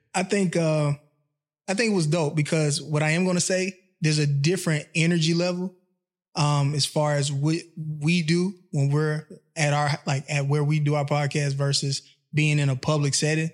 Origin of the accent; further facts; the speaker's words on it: Atlanta, Georgia, United States; moved away as an adult; also born or lived in Mississippi; I've been in Atlanta since I was seven